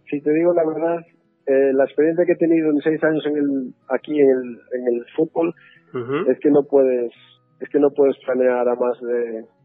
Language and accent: Spanish; Galicia, Spain; moved away as an adult; now in Northampton, United Kingdom; siendo gallego como dices